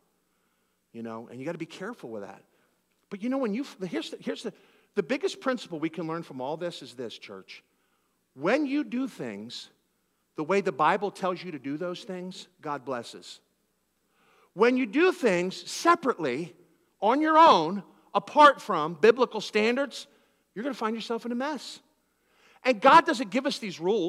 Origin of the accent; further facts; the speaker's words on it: Philadelphia, Pennsylvania, United States; I'm from Philadelphia